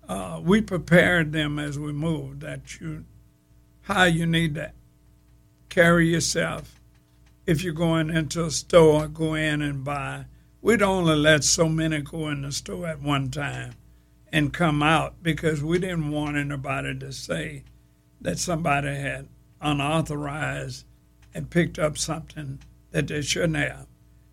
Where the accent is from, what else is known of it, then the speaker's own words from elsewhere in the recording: Grambling, Louisiana, United States; When I went to Kansas State University, I told everybody, I'm from Grambling.